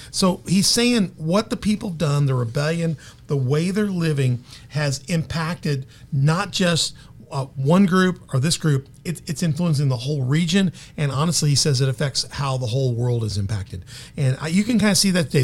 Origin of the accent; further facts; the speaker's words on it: Memphis, Tennessee, United States; now in Carbondale, United States; I grew up most of my life in Memphis, so I consider myself a Memphis boy